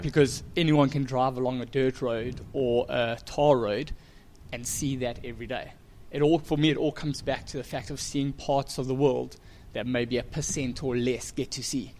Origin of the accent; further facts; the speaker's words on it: Durban, KwaZulu-Natal, South Africa; I've grown up in Durban, South Africa